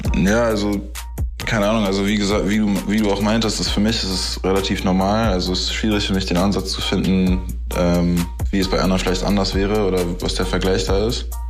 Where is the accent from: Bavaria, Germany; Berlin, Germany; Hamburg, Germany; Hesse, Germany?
Berlin, Germany; als Berliner Junge, weißt du, was ich wirklich bin